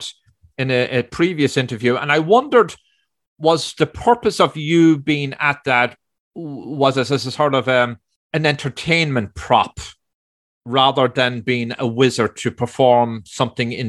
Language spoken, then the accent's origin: English; Ireland; moved away; I grew up in Ireland